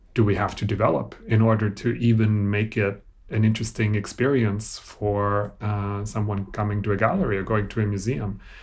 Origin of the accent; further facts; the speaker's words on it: Austria; I grew up in Austria, so this was a German language thing